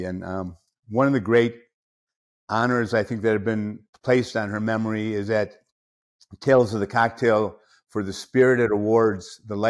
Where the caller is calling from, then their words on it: Las Vegas, Nevada, United States; I'm here in my home, Las Vegas, Nevada.